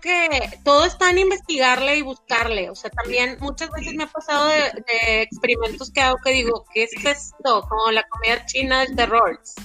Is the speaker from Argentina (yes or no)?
no; Monterrey, Nuevo León, Mexico; por algo somos regios